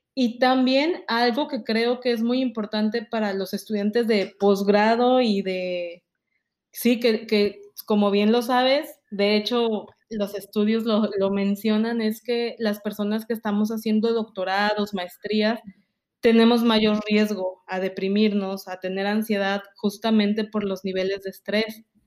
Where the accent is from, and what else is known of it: Mexico; moved away